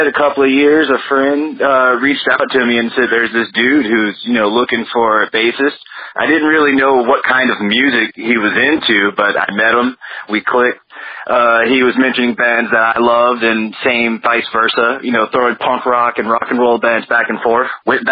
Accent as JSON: {"language": "English", "town": "Los Angeles", "region": "California", "country": "United States", "tie": "born or raised there", "said": "Born and raised in South Central. Born and raised. Love Los Angeles."}